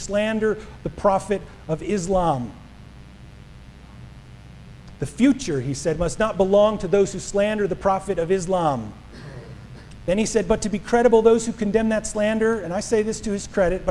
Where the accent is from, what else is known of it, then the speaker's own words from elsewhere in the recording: New Jersey, United States; moved away; my home state, Atlantic City